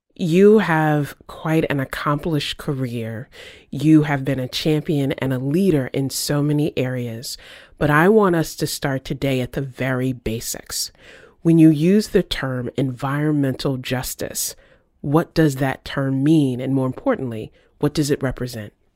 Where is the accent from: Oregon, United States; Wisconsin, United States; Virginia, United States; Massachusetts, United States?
Virginia, United States; moved away; I grew up in Virginia in a neighborhood